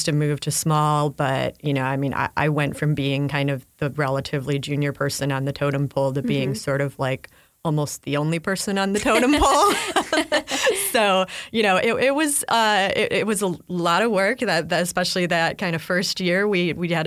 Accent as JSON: {"language": "English", "town": "Chicago", "region": "Illinois", "country": "United States", "tie": "born or raised there", "said": "I grew up in Chicago"}